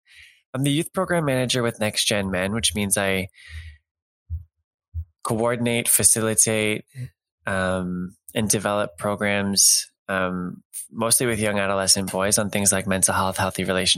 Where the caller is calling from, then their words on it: Toronto, Ontario, Canada; also born or lived in France; I am a young man. I'm calling from Toronto right now.